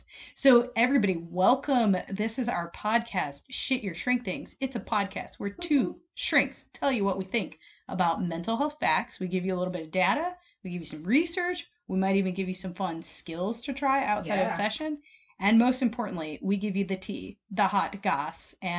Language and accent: English; Michigan, United States; That's my home state